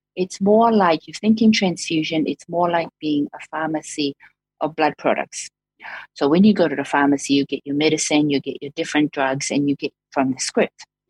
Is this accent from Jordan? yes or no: no; Samoa; moved away as an adult; also born or lived in Dunedin, New Zealand; now in New Zealand; I came through from Samoa.